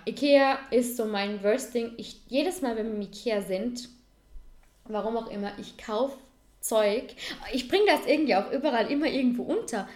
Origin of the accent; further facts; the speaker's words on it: Vorarlberg, Austria; als Vorarlberger